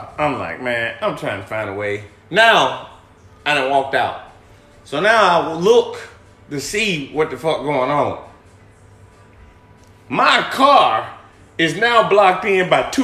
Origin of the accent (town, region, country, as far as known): Alabama, United States; moved away